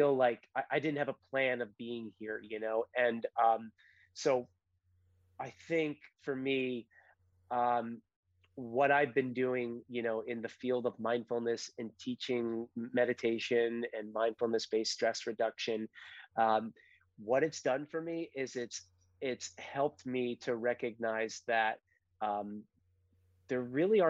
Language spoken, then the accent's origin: English; Connecticut, United States; moved away as an adult; also born or lived in Colorado / San Francisco / San Diego; I come from Connecticut, grew up here, left after high school, went to school in Colorado, and then made my way to the West Coast, lived in San Francisco